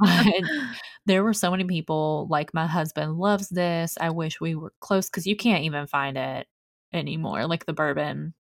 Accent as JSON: {"language": "English", "town": "Mount Sterling", "region": "Kentucky", "country": "United States", "tie": "born or raised there", "said": "I'm from Mount Sterling for you Kentucky people"}